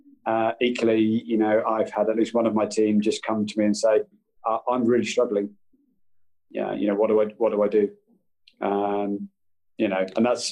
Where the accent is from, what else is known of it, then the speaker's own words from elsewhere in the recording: Brighton, South East England, United Kingdom; I grew up in Brighton